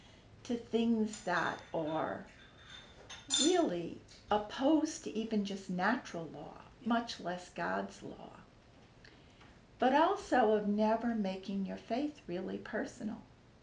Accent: Deep South, United States; So 1965, by that time, we had the Civil Rights Movement, and I'm from the Deep South, so that was an incredibly big part of my world from about age 10 on.

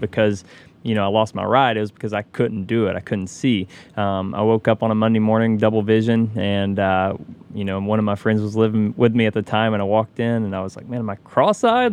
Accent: Knoxville, Tennessee, United States; I grew up in Knoxville, Tennessee

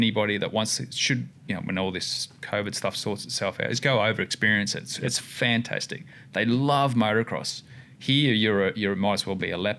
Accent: Australia; oh, we're just from Australia, having a bit of a crack.

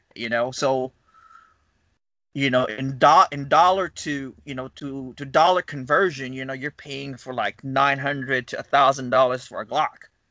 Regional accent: Philippines; moved away as an adult; now in Huntsville, United States; I came from the Philippines. Uh, I don't know if you can tell my accent, but uh, total in America, I've been here for about 13 years now.

